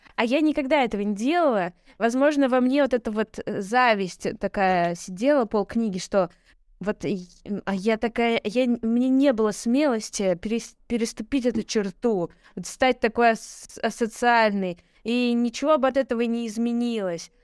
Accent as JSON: {"language": "Russian", "country": "Russia", "tie": "born or raised there", "said": "я родилась и выросла в России"}